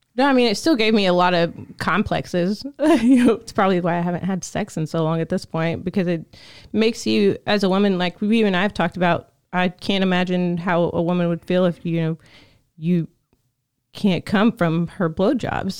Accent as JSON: {"language": "English", "region": "the South", "country": "United States", "tie": "born or raised there", "said": "a young woman growing up in the South, in a small town"}